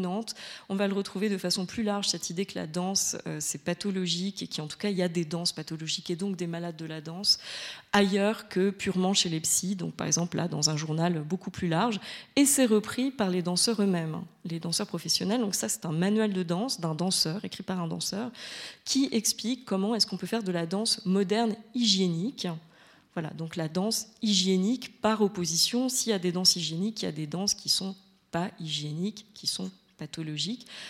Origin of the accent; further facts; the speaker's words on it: France; je suis française